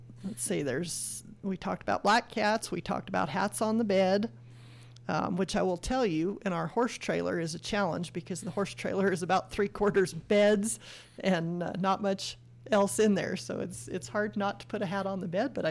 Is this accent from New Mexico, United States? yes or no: yes; Farmington, New Mexico, United States; I grew up in the Farmington area